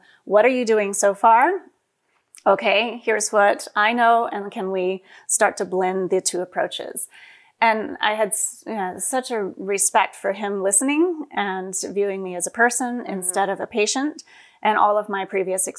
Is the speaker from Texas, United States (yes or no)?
yes; West Texas, United States; We grew up in West Texas, and we would drive 30 miles to the nearest grocery store.